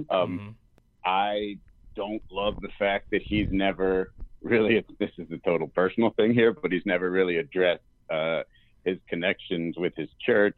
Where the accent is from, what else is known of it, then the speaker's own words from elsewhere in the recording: North Miami, Florida, United States; North Miami, that is where I grew up, and so you're in the middle of my hometown